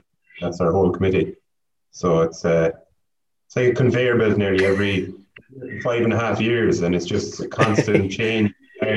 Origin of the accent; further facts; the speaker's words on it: Mayo, Connacht, Ireland; now in Warsaw, Poland; I'm from Mayo